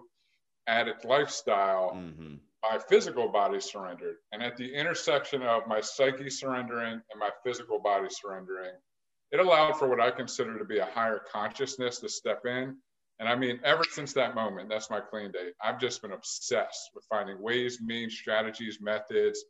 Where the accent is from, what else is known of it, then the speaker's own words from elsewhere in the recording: Philadelphia, Pennsylvania, United States; moved away as an adult; also born or lived in Phoenix, Arizona / Fort Lauderdale, Florida / Delaware; I'm from Philadelphia area.